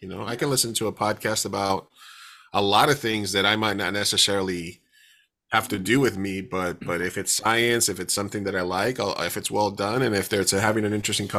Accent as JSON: {"language": "English", "town": "San Diego", "region": "California", "country": "United States", "said": "but we're from San Diego. So, I mean, we should have like a San Diego minute"}